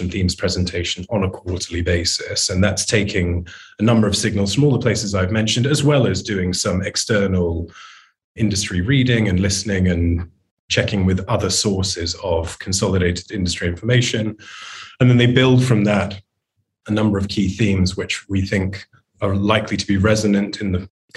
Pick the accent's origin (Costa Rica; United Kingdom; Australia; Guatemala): United Kingdom; I'm a British man in my 40s